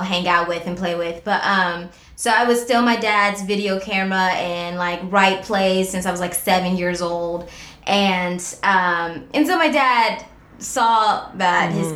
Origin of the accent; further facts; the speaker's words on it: Cleveland, Ohio, United States; moved away; I'm from Cleveland.